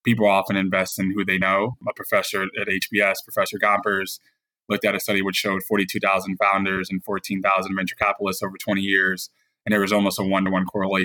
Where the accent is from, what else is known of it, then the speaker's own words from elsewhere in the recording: Detroit, Michigan, United States; moved away; also born or lived in Chicago; I'm originally from Detroit, Michigan. First-generation Haitian-American.